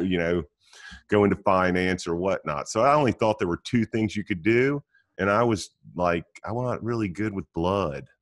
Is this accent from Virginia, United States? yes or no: yes; Roanoke, Virginia, United States; also born or lived in Wilmington, North Carolina; now in Mooresville, United States; I grew up in Roanoke, Virginia, and, and went to high school in Wilmington, North Carolina